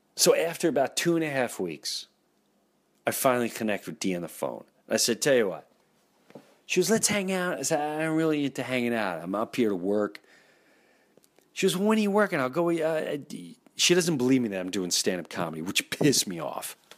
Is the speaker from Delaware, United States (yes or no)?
no; Valley Stream, New York, United States; I grew up in Valley Stream, Long Island, Jefferson Avenue, lived there my whole life, my whole life